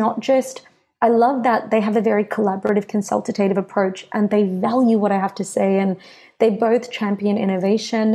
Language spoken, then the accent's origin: English; Greenvale, Victoria, Australia; I was born and raised in Greenvale